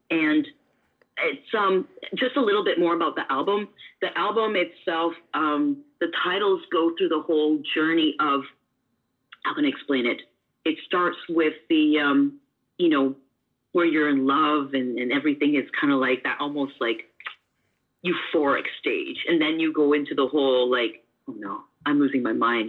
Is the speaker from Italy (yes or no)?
no; Canada; now in Washington, United States; I'm Canadian